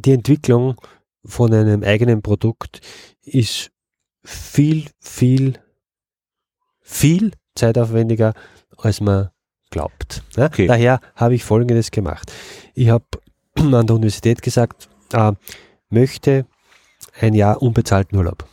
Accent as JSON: {"language": "German", "region": "Upper Austria", "country": "Austria", "tie": "born or raised there", "moved": "as an adult", "lives_now": "Vienna, Austria", "said": "Ich bin aus Oberösterreich und ich bin noch fürs Studium und schlussendlich auch für die Arbeit nach, nach Wien gezogen. Und in Oberösterreich hatten wir in meiner Kindheit immer Bienen"}